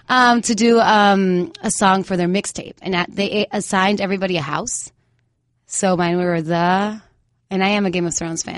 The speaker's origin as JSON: {"language": "English", "town": "Mayagüez", "country": "Puerto Rico", "tie": "born or raised there", "moved": "yes", "said": "Right now, I'm living in Mayagüez, in Puerto Rico again, my hometown."}